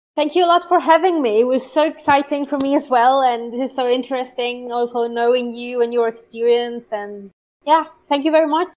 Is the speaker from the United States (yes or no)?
no; Italy; first language Italian; English is a second language; moved away